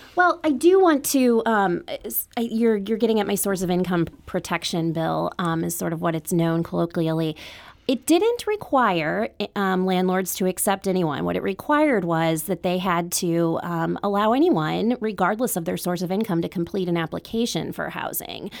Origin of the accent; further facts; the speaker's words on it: Webster Groves, Missouri, United States; I grew up in Webster